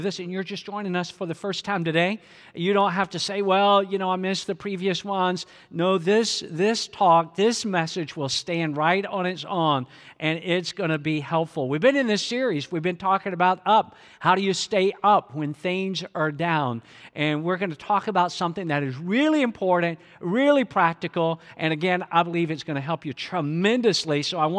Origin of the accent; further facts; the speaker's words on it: Atlanta, Georgia, United States; a part of the home church that I grew up in the Atlanta metro area.